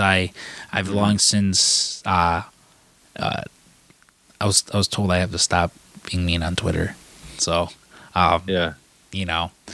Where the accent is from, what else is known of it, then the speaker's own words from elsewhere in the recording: Chicago, Illinois, United States; I grew up in Chicago.